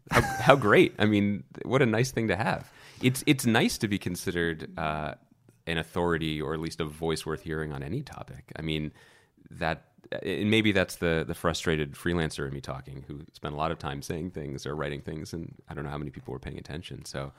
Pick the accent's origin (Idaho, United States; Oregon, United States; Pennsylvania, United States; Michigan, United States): Pennsylvania, United States; Philadelphia; also born or lived in Wilkes-Barre; Which is northeast Pennsylvania. And then I moved to Philadelphia when I was one.